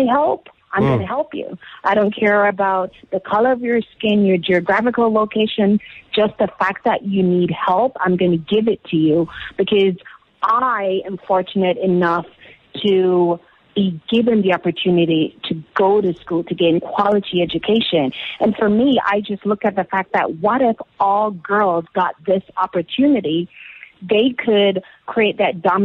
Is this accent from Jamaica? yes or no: yes; Jamaica; moved away; I am from Jamaica. I was born there.